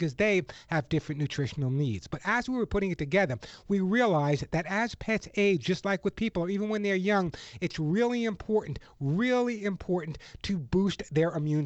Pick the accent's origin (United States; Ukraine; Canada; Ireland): United States; New York; now in Los Angeles, United States; I grew up in New York in the Bronx